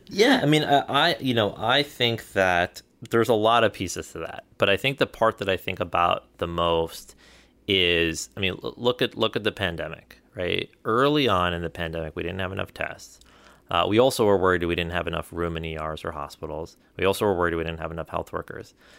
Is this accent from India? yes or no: yes; India; moved away; we come from India